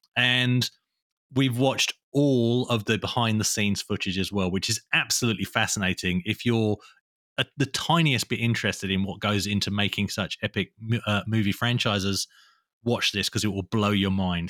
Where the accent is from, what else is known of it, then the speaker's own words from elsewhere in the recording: England, United Kingdom; now in Australia; I was born in England and moved to Australia